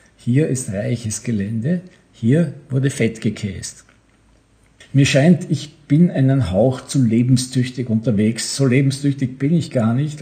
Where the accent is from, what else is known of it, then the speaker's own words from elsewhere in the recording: Bregenz, Vorarlberg, Austria; Ich komme ja meistens von Bregenz, wo ich geboren bin